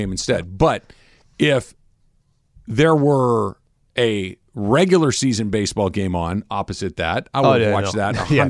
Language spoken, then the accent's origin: English; Los Angeles, California, United States; from Los Angeles.